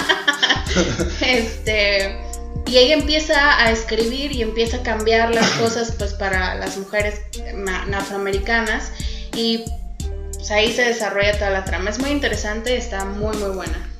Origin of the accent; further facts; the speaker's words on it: Mexico; soy mexicana